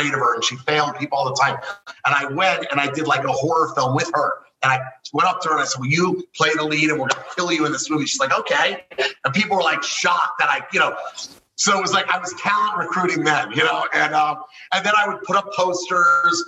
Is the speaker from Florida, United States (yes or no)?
yes; Miami, Florida, United States; I was born and raised in Kendall Lakes, Miami, you know, a suburb of Miami.